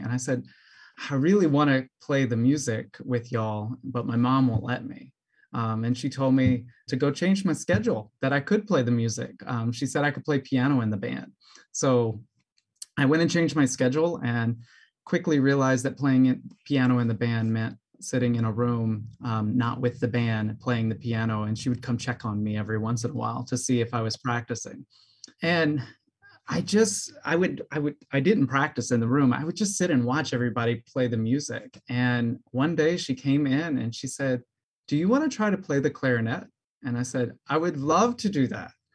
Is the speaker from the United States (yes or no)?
yes; New Orleans, Louisiana, United States; also born or lived in Mississippi / Atlanta / Peoria, Illinois; now in Chicago, United States; I'm from New Orleans originally, and I found my way up to Chicago, Illinois